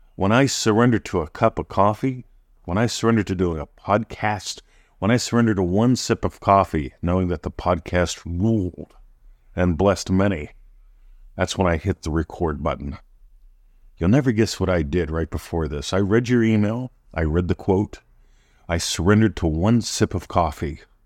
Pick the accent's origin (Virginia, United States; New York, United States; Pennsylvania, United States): Pennsylvania, United States; now in Australia; I was born in Pennsylvania. I'm American, living in Australia